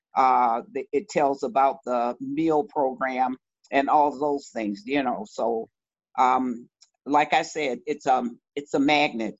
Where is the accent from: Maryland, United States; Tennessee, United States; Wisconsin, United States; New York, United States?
Wisconsin, United States; Milwaukee; I always feel a connectedness to what is called the inner city of Milwaukee